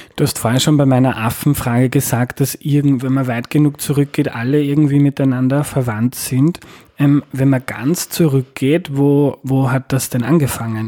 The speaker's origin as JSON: {"language": "German", "country": "Austria", "said": "als Österreicher"}